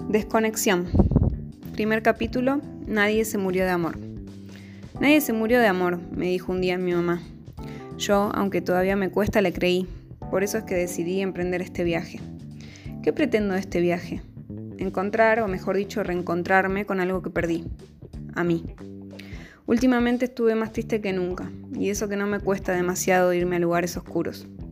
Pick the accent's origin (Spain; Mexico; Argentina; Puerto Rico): Argentina; Buenos Aires; moved away as an adult; Tengo 32 años, nací en Buenos Aires y soy la menor de cuatro hermanos